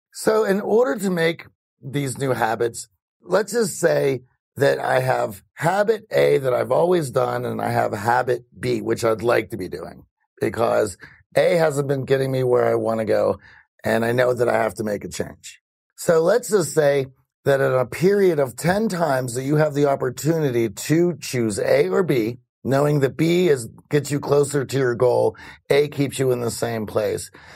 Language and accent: English; Greensburg, Pennsylvania, United States; I was born in Greensburg, Pennsylvania